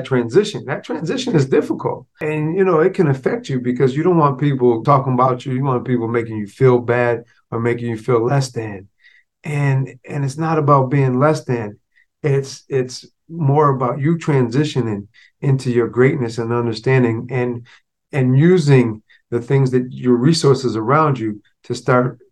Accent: Florida, United States; born or raised there

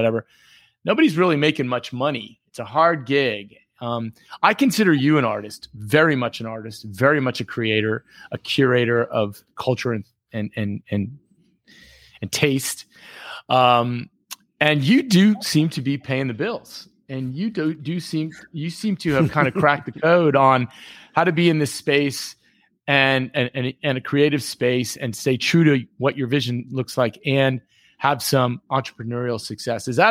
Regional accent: Miami, Florida, United States; moved away as an adult; also born or lived in Bay Area; you and I were both born and raised in Miami

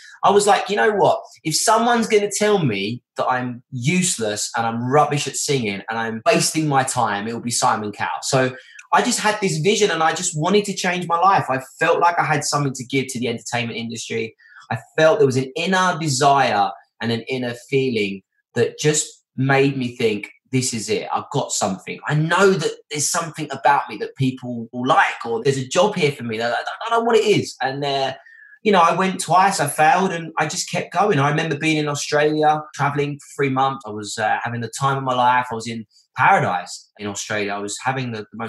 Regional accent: Essex, East of England, United Kingdom

